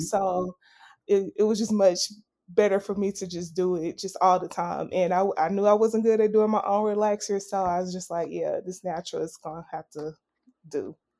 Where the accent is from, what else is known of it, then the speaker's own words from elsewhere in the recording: Little Rock, Arkansas, United States; moved away; I am originally from Little Rock, Arkansas, which is also another small town.